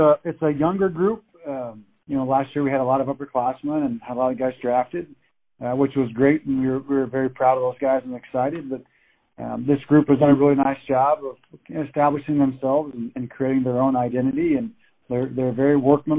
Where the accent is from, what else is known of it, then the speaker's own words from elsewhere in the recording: Indiana, United States; it made me very proud to be a Hoosier, and I loved Wright State, and that's my alma mater, and I loved the people there, and we were able to be very successful, and afforded me the opportunity to get to come back home and represent my hometown